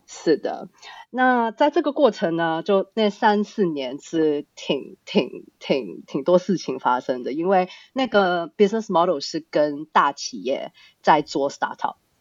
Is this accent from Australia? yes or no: yes; Australia; Chinese is a second language; now in Hong Kong; 其实我是在香港出生的，但从小呢，到大就是在国外长大的。大概嗯哼。四岁的时候 就我们家就移民到澳洲那边去